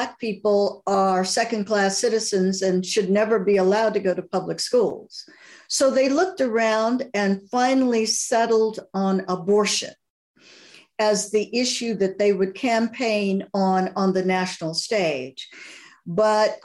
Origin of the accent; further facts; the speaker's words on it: Alabama, United States; I grew up Baptist in Alabama